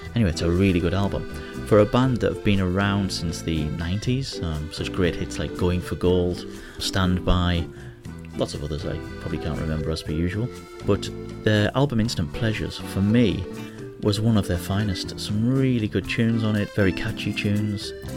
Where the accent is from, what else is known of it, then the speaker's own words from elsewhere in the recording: Hartlepool, North East England, United Kingdom; now in Manila, Philippines; my hometown, Hartlepool.